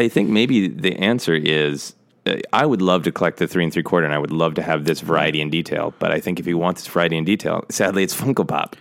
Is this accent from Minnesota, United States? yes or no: yes; Minnesota, United States; moved away; I will be back in Minnesota, my home state